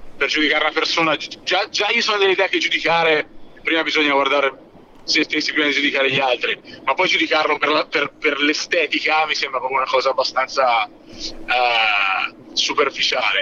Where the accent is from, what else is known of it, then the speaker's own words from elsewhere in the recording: Siena, Tuscany, Italy; io orgogliosamente sono senese, orgogliosamente sono campagnolo senese